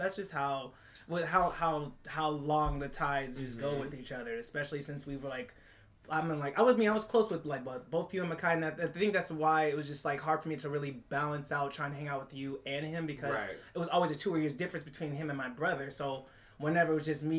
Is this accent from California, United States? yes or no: yes; Oakland, California, United States; We're from the hood part. We're from the East Oakland.